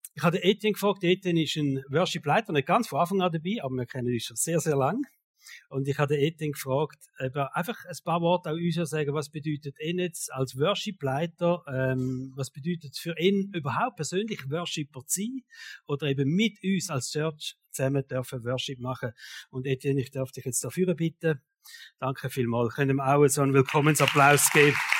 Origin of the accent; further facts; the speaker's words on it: Switzerland; uns Schweizer